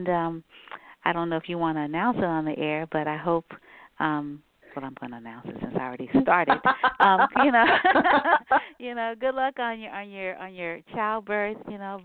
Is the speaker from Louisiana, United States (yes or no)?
yes; New Orleans, Louisiana, United States; moved away; I am from New Orleans